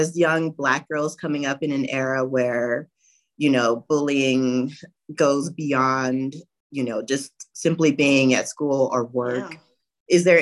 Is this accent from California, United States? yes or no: yes; Southern California, United States; I'm from Southern California